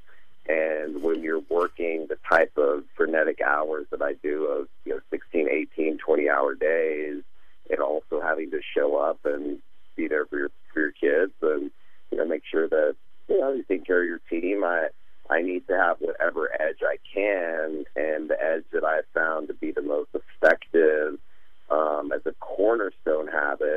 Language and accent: English; Texas, United States; Being born and raised in Texas